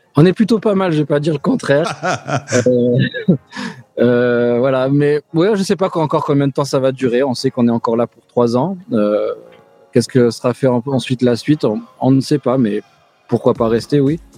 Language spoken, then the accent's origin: French; France; now in New York, United States; on est Français